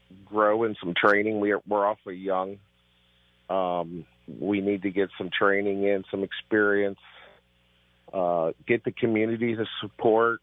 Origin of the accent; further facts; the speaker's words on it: Stark County, Ohio, United States; also born or lived in Lakemore, Ohio; I grew up in Stark County